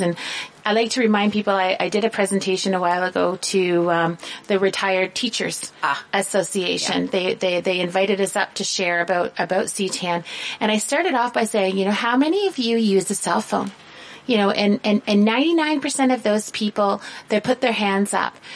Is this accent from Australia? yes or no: no; southern Ontario, Canada; I come from a very small town in southern Ontario. We still don't have a traffic light. That's how small we are